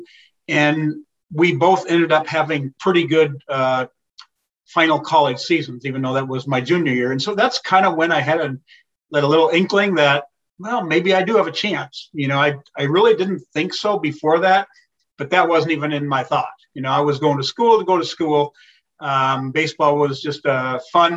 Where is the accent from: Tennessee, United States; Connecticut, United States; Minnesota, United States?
Minnesota, United States; St. Cloud; I grew up in St. Cloud, an hour north